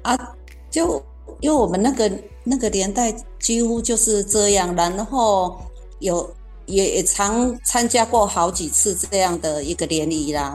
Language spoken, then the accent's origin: Chinese; Kaohsiung, Taiwan; 那我成，成长的年代呢，刚好是经济起飞阶段哈。那高雄呢，也成立了前镇加工区跟男子加工区